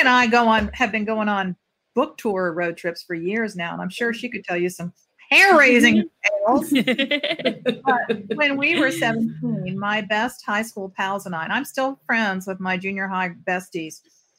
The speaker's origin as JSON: {"language": "English", "town": "St. Petersburg", "region": "Florida", "country": "United States", "tie": "born or raised there", "said": "I grew up in St. Pete"}